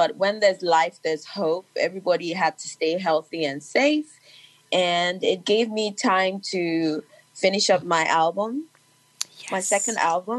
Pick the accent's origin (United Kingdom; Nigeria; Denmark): Nigeria; Lagos; I'm the girl from Lagos